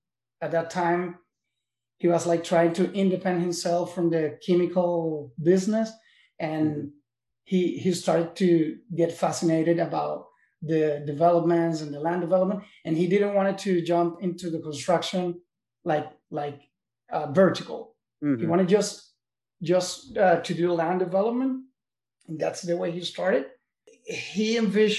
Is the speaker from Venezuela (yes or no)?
yes; Caracas, Capital District, Venezuela; moved away as an adult; also born or lived in New York, United States; now in Miami, United States; I was raised and born in Venezuela, in Caracas, in the capital.